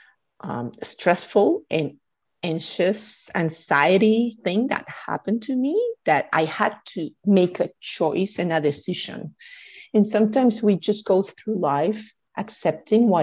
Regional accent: Guatemala; moved away; I'm originally from Guatemala

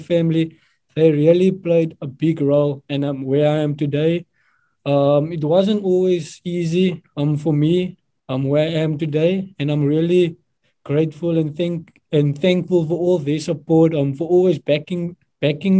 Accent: Somerset West area, Western Cape, South Africa; moved away as an adult; also born or lived in Free State; now in Atlanta, United States; I'm from Somerset West, but I'm actually from Solaris Pos. So it's like a small village outside Strand, Gardens Bay and Somerset West.

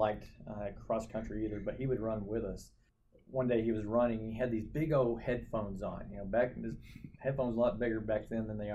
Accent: Saginaw, Texas, United States; moved away as an adult; also born or lived in Oklahoma / York, Nebraska; Grew up in Fort Worth, but really a town called Saginaw, Texas

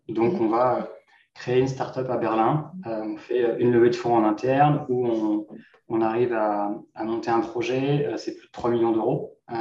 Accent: Normandy, France; moved away as an adult; now in Vancouver, Canada; je suis originaire de Normandie en France. Je suis maintenant un entrepreneur basé à Vancouver, au Canada, depuis 2020.

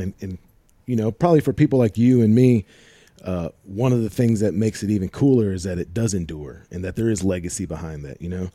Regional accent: St. Louis, Missouri, United States; I'm from Saint Louis

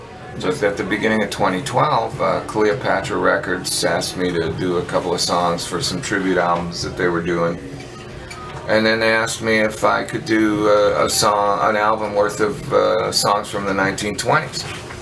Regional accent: Canada; Hey man, I'm from Canada, I'm a hotshot guitar player, can I get up and jam?

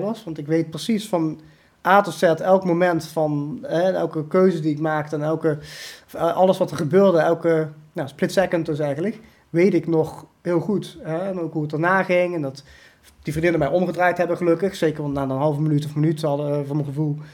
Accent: Limburg, Netherlands; also born or lived in India; heel Nederlands. Limburg, zeg ik wel

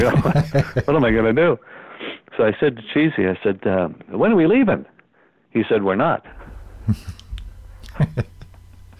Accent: Kingston, Ontario, Canada; we're from Kingston

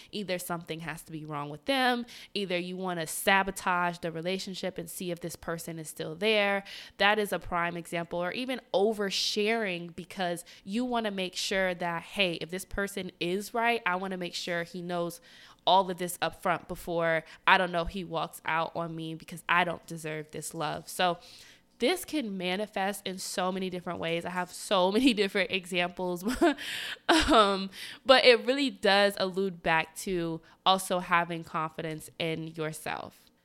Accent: the South, United States; I'm from the South

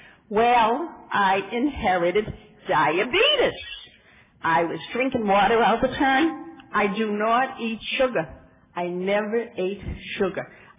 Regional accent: Massachusetts, United States; now in California, United States; And I came from Massachusetts, and I moved to California in 1979.

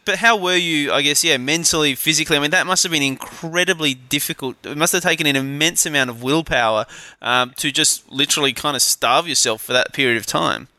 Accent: Adelaide, South Australia, Australia; from my hometown of Adelaide

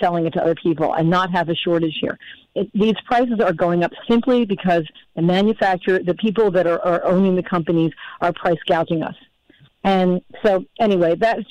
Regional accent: United States; as an American

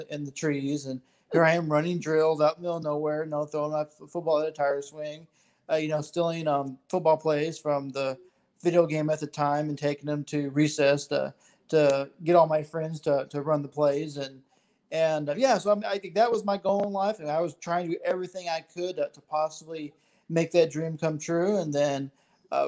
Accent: Texas, United States; I'm from Texas as well as y'all

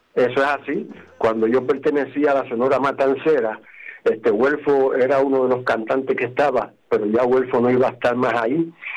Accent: Guánica, Puerto Rico; mi pueblo de Guánica

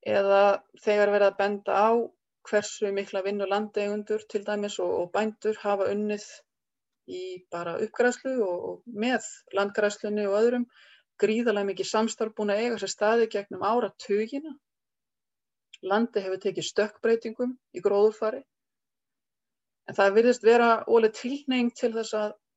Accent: Reykjavík, Capital Region, Iceland; moved away as an adult; also born or lived in Skaftártunga; now in Kelduhverfi, Iceland; Ég er alveg upp í Euróbriðoltinu í Reykjavík

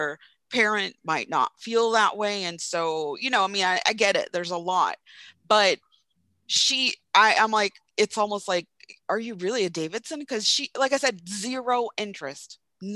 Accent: Jamaica; growing up in Jamaica

